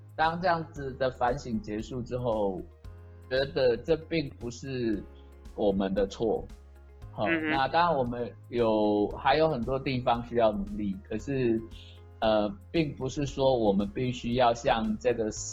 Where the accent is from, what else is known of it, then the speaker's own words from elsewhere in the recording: Taipei, Taiwan; moved away; 我从小出生在台北市，那在十几年前开始来务农